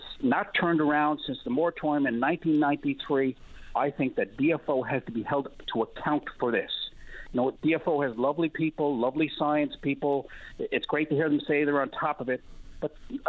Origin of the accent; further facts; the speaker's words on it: Newfoundland and Labrador, Canada; as a Newfoundlander